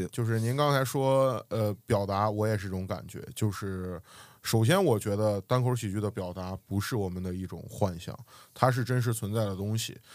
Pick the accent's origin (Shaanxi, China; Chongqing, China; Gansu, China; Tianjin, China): Shaanxi, China; Xi'an; moved away as an adult; now in Xiamen, China; 我是西安人